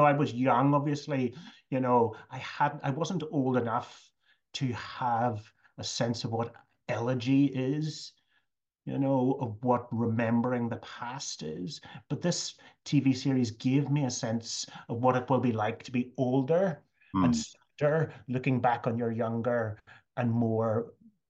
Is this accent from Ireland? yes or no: yes; Ireland; It was about England, and of course, as an Irish person, I felt that we had been somewhat colonized by England.